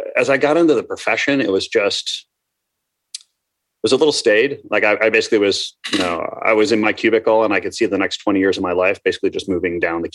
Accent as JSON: {"language": "English", "region": "Minnesota", "country": "United States", "tie": "born or raised there", "also_born_or_lived": "Ambler, Pennsylvania", "said": "when I was four, I moved to Minnesota. So I call myself a Midwesterner, right?"}